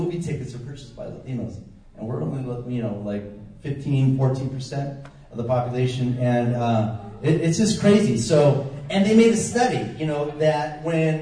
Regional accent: San Diego, California, United States; I grew up in San Diego on the border with Tijuana

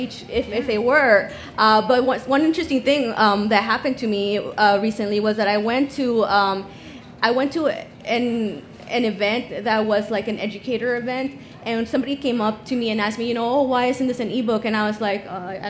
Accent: El Paso, Texas, United States; I'm from El Paso, just like Cinco Puntos. So when I was in high school, they used to actually like kind of, they would donate books to my high school

